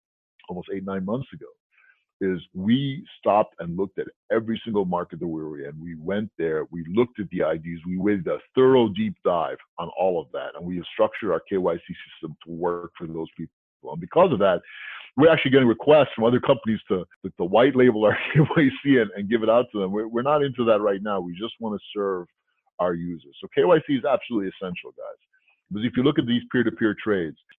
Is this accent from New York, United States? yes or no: yes; New York City, New York, United States; growing up in New York City, you know, on the street working in my parents' newsstand